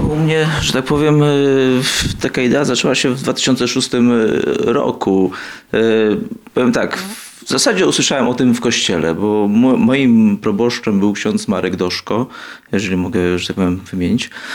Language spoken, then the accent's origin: Polish; Warsaw, Masovian Voivodeship, Poland; Ja pochodzę z Warszawy, rodzi, rodzina też z Warszawy